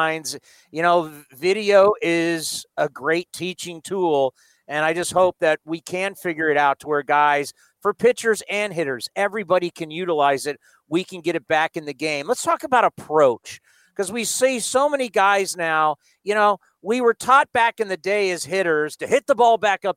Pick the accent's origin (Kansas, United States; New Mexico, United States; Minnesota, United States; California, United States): California, United States; San Diego; when I was a kid growing up in San Diego